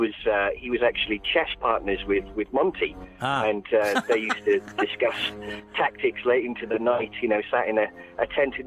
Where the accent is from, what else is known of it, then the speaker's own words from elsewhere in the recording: South Wales, United Kingdom; So I'm from South Wales, and we enjoy a few middle names down there.